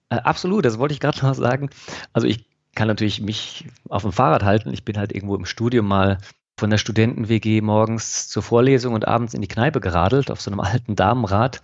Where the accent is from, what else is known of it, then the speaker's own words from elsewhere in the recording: Freiburg, Baden-Württemberg, Germany; in meine Heimat, in Freiburg